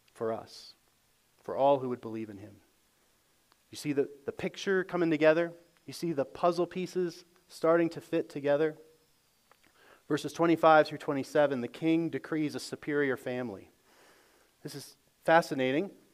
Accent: United States; as good American Christians

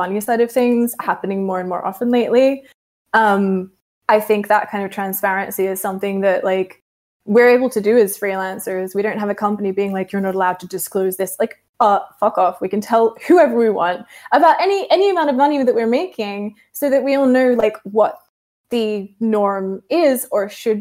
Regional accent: Australia; I'm Australian

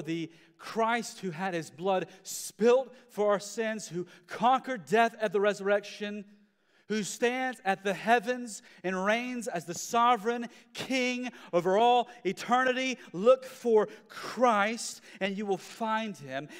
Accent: United States; we as Western Americans

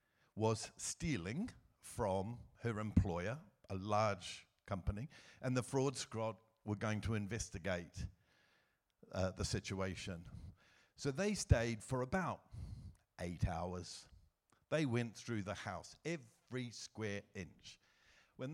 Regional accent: New Zealand; moved away as an adult; also born or lived in Asia; now in United Kingdom; I was raised in New Zealand

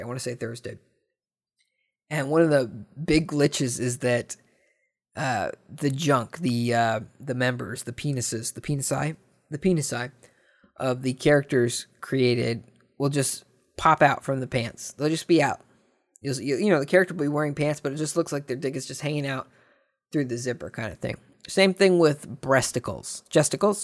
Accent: United States; speaking as a, you know, American that loves being not British

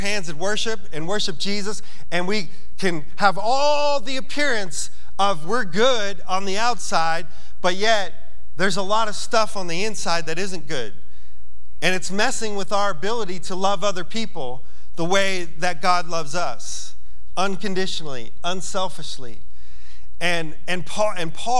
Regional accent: New York, United States; I'm from New York

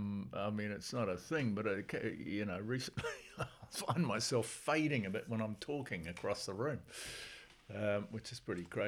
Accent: Blenheim, Marlborough, New Zealand; born there; also born or lived in Singapore / Auckland; Well, the old boy was in the Air Force. That's why I was born in Blenheim.

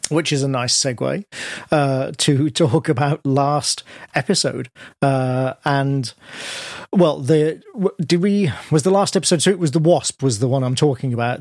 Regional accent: Birmingham, West Midlands, United Kingdom; I was born in Birmingham, I'm from the Midlands myself.

